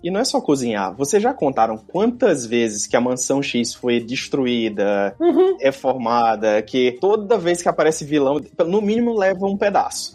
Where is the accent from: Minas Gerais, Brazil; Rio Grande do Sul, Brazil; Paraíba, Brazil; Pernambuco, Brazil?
Paraíba, Brazil; João Pessoa; moved away as an adult; now in Brasília, Brazil; sou natural de João Pessoa